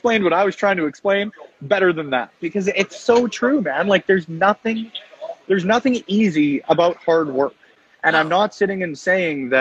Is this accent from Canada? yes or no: yes; Edmonton, Alberta, Canada; I'm from Edmonton